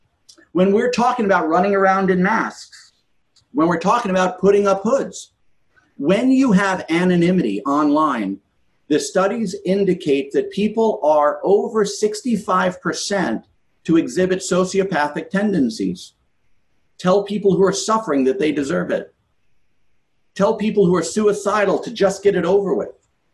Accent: New York, United States; I grew up in New York, in a very multiracial area in New York.

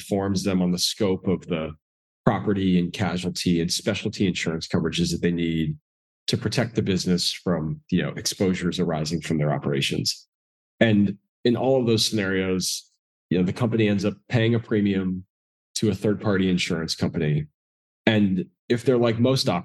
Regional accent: Northeast, United States; moved away as an adult; also born or lived in South Georgia; I grew up in the Northeast.

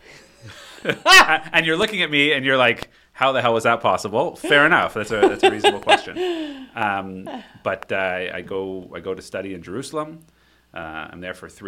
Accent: Ottawa, Ontario, Canada; Raised in Ottawa, Ontario.

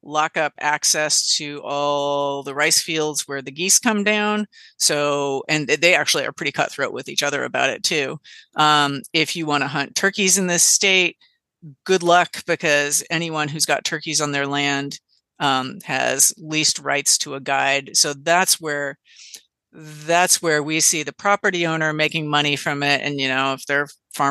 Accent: California, United States; as a Californian

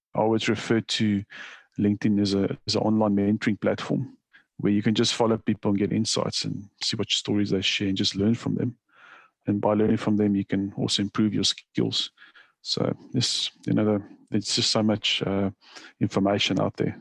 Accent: South Africa; moved away as an adult; now in Australia; when I immigrated to Australia, I'm originally from South Africa

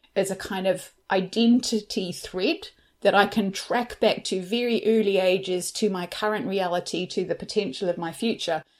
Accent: New Zealand; moved away; I'm originally from New Zealand

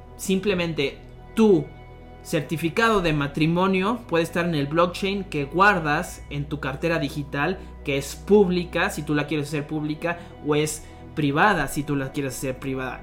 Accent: Irapuato, Guanajuato, Mexico; also born or lived in Monterrey; Soy de Irapuato, Guanajuato, una ciudad céntrica aquí en el, país México, la República

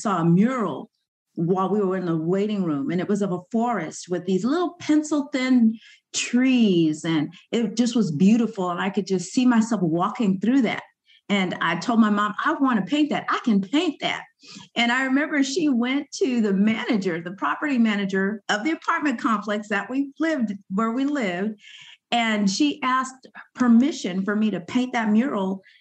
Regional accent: Sacramento, California, United States; also born or lived in Yerington, Nevada; I grew up here in Sacramento

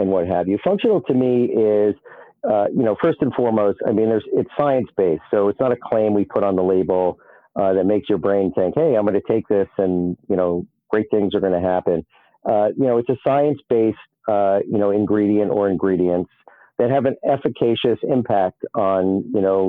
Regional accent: New York City, New York, United States; as a New Yorker, where we're always walking around, we're always in a rush

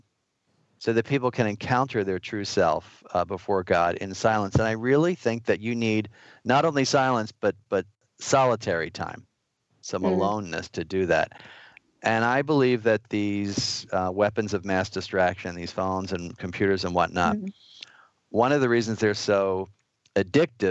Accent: New York, United States; As a New Yorker

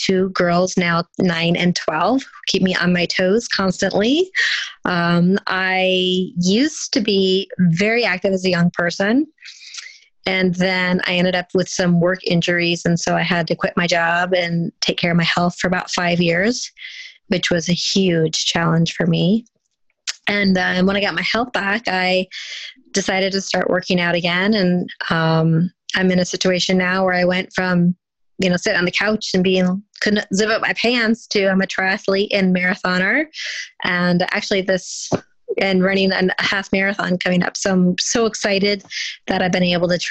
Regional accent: Indiana, United States; moved away as an adult; now in Connecticut, United States; I'm an Indiana girl living in Connecticut now. So I'm a Hoosier, as you'll say, but I'm really a Boilermaker. So I'll explain that. I grew up in Indiana

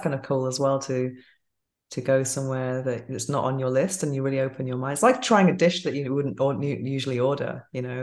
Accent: England, United Kingdom; moved away

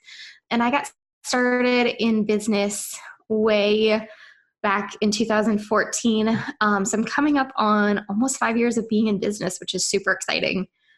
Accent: Wisconsin, United States; accent: Minnesotan; So I am from Wisconsin. I grew up on the Minnesota-Wisconsin border at the Twin Cities, for those of you who know where that is. And so I sound like a Minnesotan, even though I'm from Wisconsin.

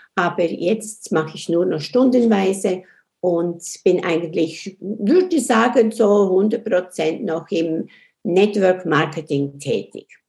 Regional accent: Switzerland; accent: Swiss; Und ich komme aus der Schweiz, das hört man ja auch

